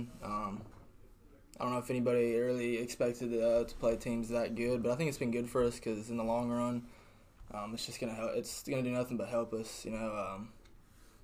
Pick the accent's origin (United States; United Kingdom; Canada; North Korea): United States; Murfreesboro, Tennessee; I'm from Murfreesboro. I went to Riverdale High School